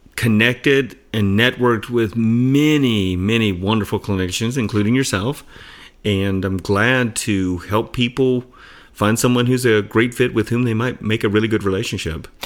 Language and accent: English; Atlanta, Georgia, United States; moved away as an adult; also born or lived in Phoenix / Tucson; now in Arizona, United States; I grew up in Atlanta. I've lived in, in Phoenix and Tucson for most of my adult life